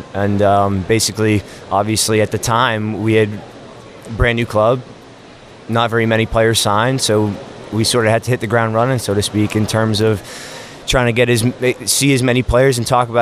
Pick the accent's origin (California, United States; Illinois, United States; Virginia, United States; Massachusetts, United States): Massachusetts, United States; Boston; moved away as an adult; also born or lived in South Carolina; I grew up in Boston, Massachusetts